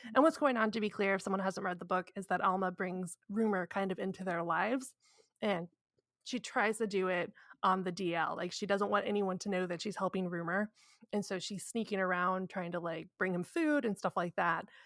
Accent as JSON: {"language": "English", "region": "Indiana", "country": "United States", "said": "I'm from Indiana"}